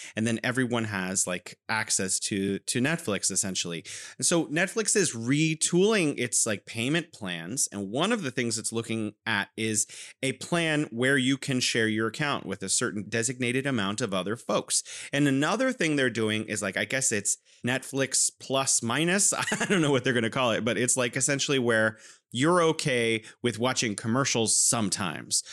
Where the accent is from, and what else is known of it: California, United States; now in Wuhan, China